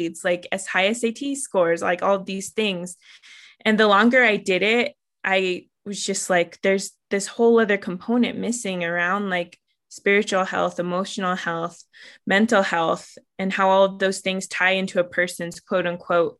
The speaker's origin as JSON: {"language": "English", "area": "Southern Ute Reservation", "region": "Colorado", "country": "United States", "tie": "born or raised there", "said": "I grew up on the Southern Ute Reservation where my father's from"}